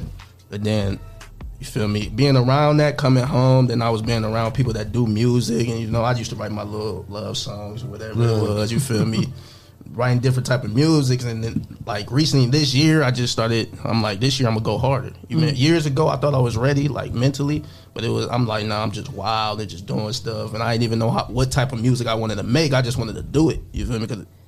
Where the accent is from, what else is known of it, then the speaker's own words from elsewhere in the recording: Toledo, Ohio, United States; also born or lived in Covington, Georgia / Bryan, Ohio; here since I was like 3.